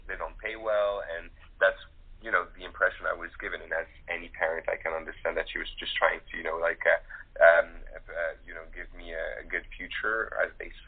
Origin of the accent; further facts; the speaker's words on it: Morocco; I was raised in Morocco